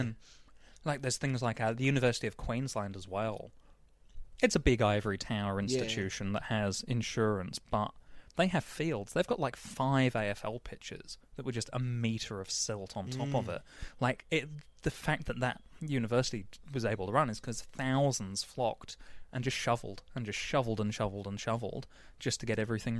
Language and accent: English; Manchester, North West England, United Kingdom; accent: northern accent; also born or lived in Cambridge / Hertfordshire; So I was born in Cambridge and then lived in Manchester and went to school there. So my accent used to be Skeel and Book and Path and things like that, northern accent.